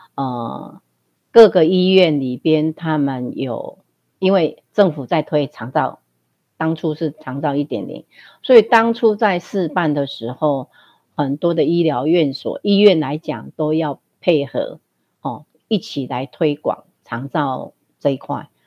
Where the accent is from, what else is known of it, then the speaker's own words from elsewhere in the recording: Fenyuan Township, Changhua County, Taiwan; moved away as an adult; 回自己的家乡